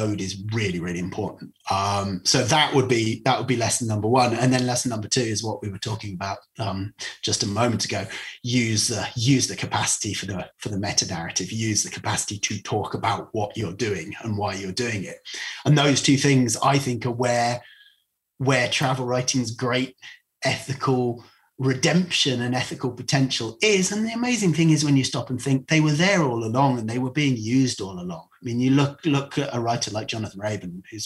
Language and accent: English; Cornwall, South West England, United Kingdom; I do strongly identify as Cornish, but I wouldn't be ethnically Cornish